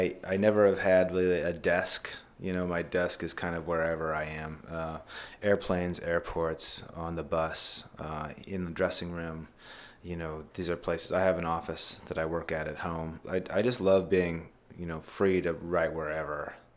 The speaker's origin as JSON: {"language": "English", "region": "Idaho", "country": "United States", "moved": "yes", "said": "I'm from Idaho originally"}